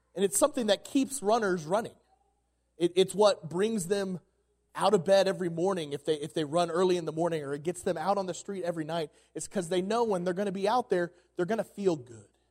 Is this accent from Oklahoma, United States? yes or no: yes; Oklahoma, United States; moved away as an adult; now in Colorado, United States; I'm from Oklahoma